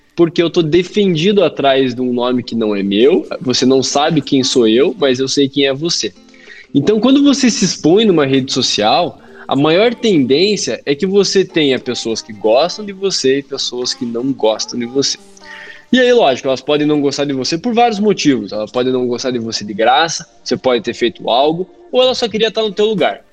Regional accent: Curitiba, Paraná, Brazil; eu sou aqui de Curitiba, do Paraná

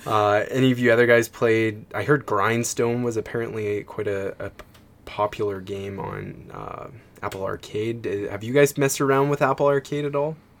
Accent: Canada; being a Canadian

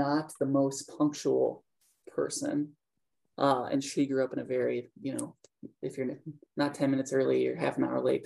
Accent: Minnesota, United States; growing up in Minnesota at that time

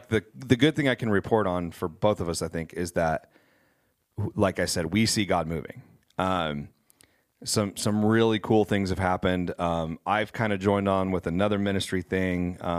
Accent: Kansas, United States; now in Wichita, United States; We're two lifelong friends. We grew up in Western Kansas together.

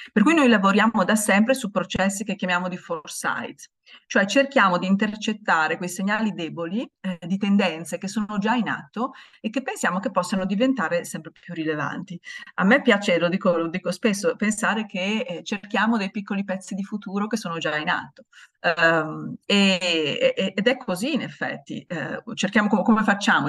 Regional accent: Italy; siamo italiani

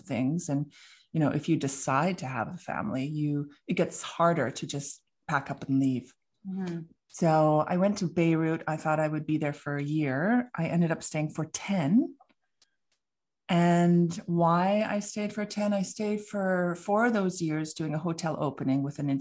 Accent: Vancouver, British Columbia, Canada; I'm from Vancouver, British Columbia

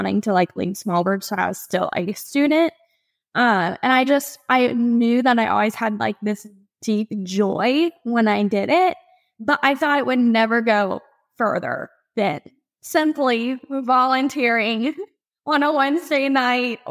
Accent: Ohio, United States; moved away as an adult; now in Charleston, United States; I'm originally from Ohio, and there's no beach there.

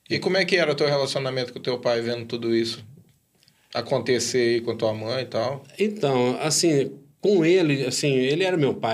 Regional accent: Uberaba, Minas Gerais, Brazil; a maior parte da minha adolescência foi em Uberaba.

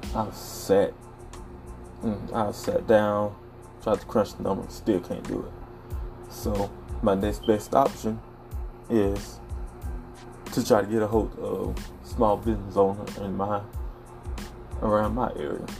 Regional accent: the South, United States; I'm originally from the South. Grew up, nice sized family

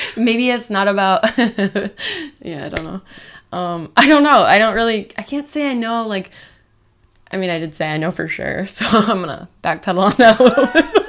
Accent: Michigan, United States; also born or lived in Las Vegas, Nevada / Illinois / Arizona; now in Los Angeles, United States; I moved to Michigan, so I was pretty much raised there my whole life

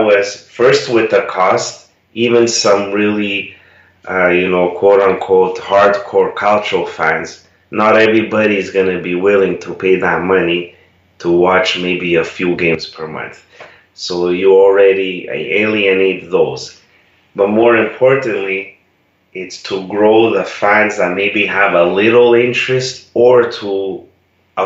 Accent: Canada; first language Italian; English is a second language; I was a native Italian speaker. I was born in Canada, but my parents immigrated there

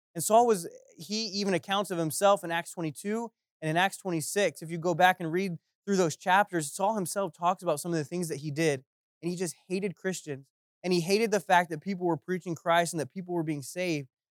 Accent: Central Florida, United States; also born or lived in Ohio; I was born in Ohio, and then, uh, e-, eventually, wh-, by the time I was ten, our family, uh, moved down to Central Florida, which is where I grew up

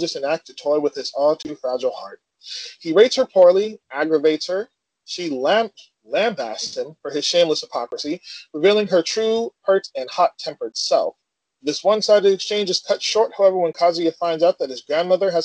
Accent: United States; I am from the States.

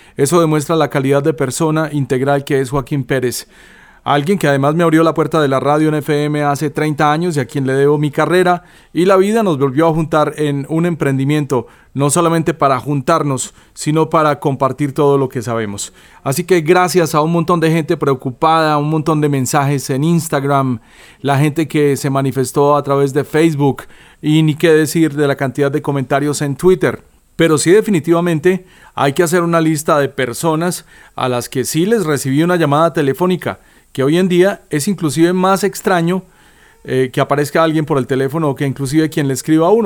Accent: Colombia; como buenos colombianos

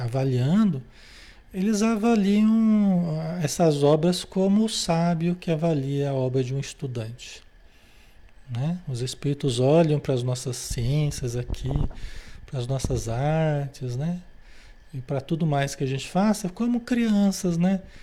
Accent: Brazil; se nós nascemos no Brasil

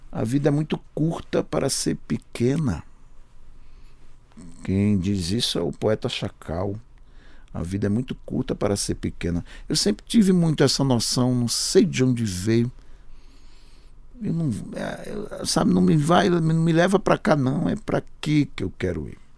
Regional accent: Sertânia, Pernambuco, Brazil; now in São Paulo, Brazil; Mas aqui era mal abrir a boca, de onde você é? Sertânia. Sabe? Me obrigou a dizer Sertânia. Pernambuco.

